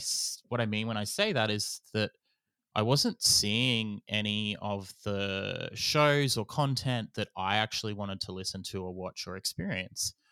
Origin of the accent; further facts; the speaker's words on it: Gamilaroi Darug, New South Wales, Australia; I am a Goomiloi Darug fella